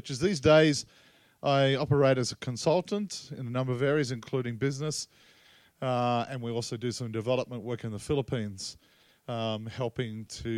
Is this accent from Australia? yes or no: yes; Australia; also born or lived in Tasmania; I come from Australia